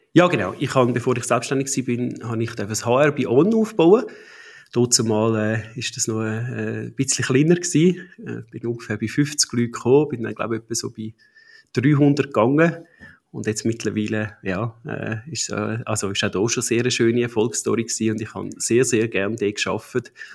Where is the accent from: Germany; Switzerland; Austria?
Switzerland; Buchs, Zurich; Wir sind zu Buchs im Zürcher Unterland aufgewachsen